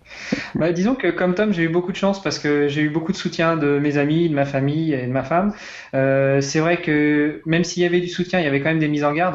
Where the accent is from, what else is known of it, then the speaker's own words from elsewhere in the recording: Rouen, Normandy, France; moved away; also born or lived in Luxembourg; je suis de Rouen